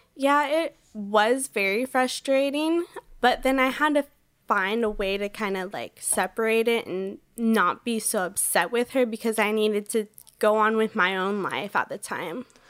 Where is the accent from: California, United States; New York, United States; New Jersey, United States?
California, United States; Orange County; I grew up in Orange County, California